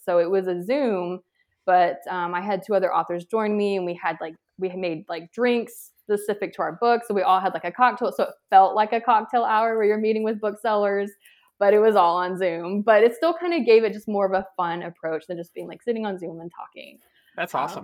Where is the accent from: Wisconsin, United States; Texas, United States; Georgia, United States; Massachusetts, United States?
Georgia, United States; I'm from Georgia